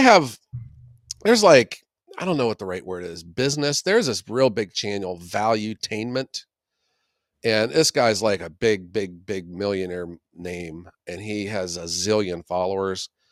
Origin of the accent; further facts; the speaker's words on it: Youngstown, Ohio, United States; the mahoning valley where i'm from in the city of youngstown